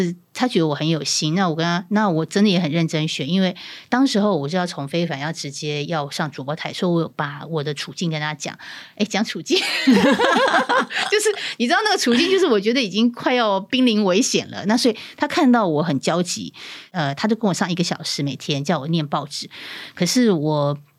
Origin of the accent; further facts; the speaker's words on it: Pingtung County, Taiwan; 其实我也是南部人，我是屏东人，